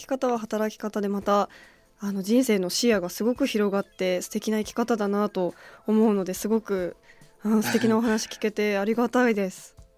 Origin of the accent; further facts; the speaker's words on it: Tokyo, Japan; 私は東京出身